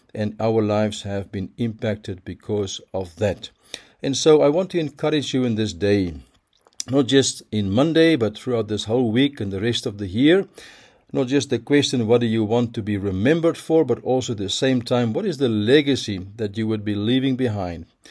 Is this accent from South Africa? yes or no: yes; Pretoria, Gauteng, South Africa; my hometown, Pretoria